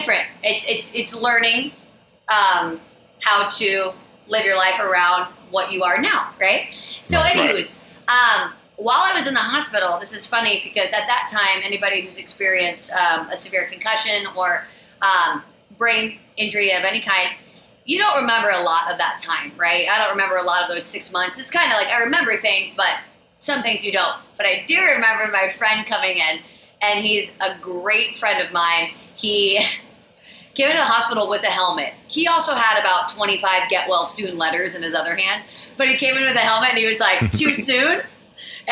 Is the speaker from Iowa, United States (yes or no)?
yes; Iowa, United States; now in Austin, United States; I hail from Iowa, small little town in Iowa